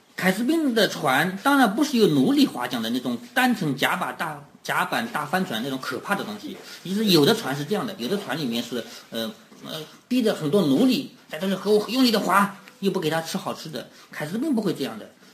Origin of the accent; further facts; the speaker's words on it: China; 我们中国人